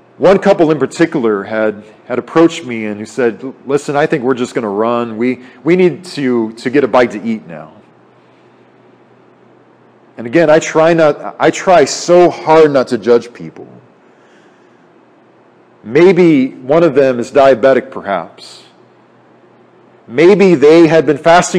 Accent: United States; as American people

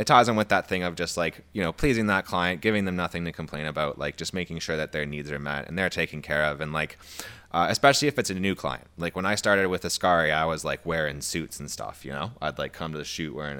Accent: Canada; I feel like I'm Canadian-ing it up more on the podcast than usual. Like, you know

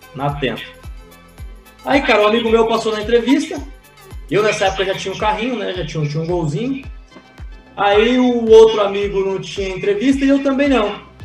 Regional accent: Praia Grande, São Paulo, Brazil; Eu sou nascido e criado na Praia Grande, litoral paulista

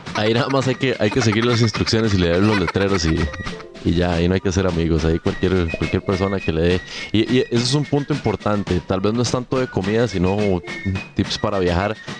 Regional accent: Siquirres, Limón, Costa Rica; moved away; cuando yo crecí allá en Siquirres, me gustaba mucho. No había pizzerías en Siquirres

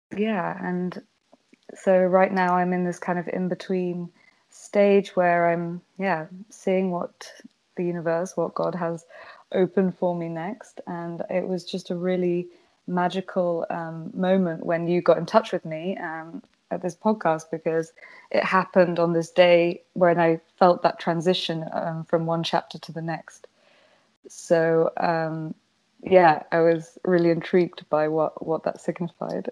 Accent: United Kingdom; now in Amsterdam, Netherlands; I'm British, British originally

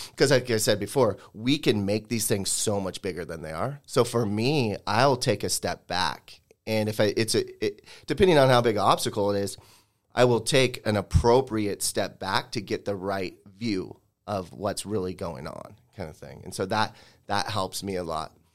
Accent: Spokane, Washington, United States; this is my hometown

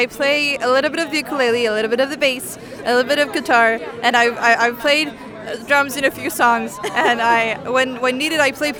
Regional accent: Tallinn, Harju County, Estonia; I'm from Estonia. I'm from Tallinn.

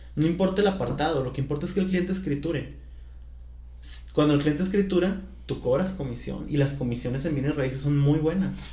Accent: Culiacán, Sinaloa, Mexico; now in Guadalajara, Mexico; soy de Culiacán

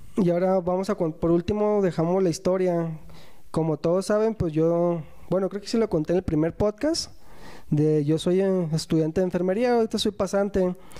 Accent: Guadalajara, Jalisco, Mexico; somos de Guadalajara.

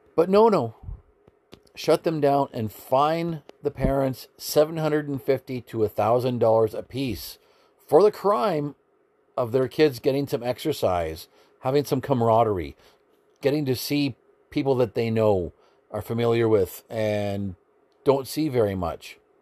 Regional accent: Canada

